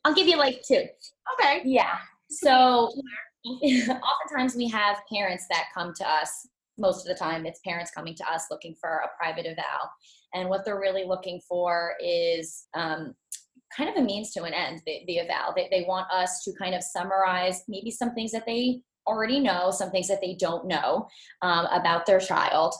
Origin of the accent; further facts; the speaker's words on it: Montville, New Jersey, United States; I'm from Montville, New Jersey